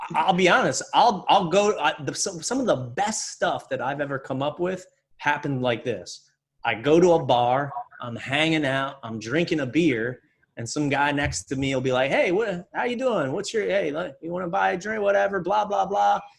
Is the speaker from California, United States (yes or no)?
no; Reading, Pennsylvania, United States; I grew up in Reading, Pennsylvania.